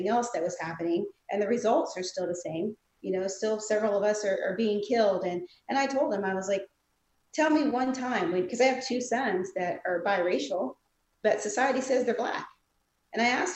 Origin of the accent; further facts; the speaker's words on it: South Carolina, United States; I'm from South Carolina. We learn Black history there